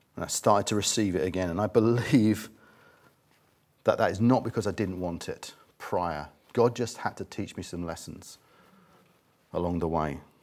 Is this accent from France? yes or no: no; England, United Kingdom; we're English